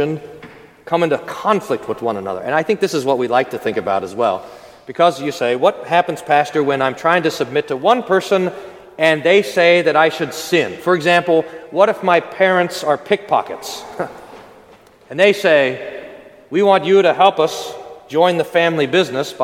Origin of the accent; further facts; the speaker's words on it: United States; we're American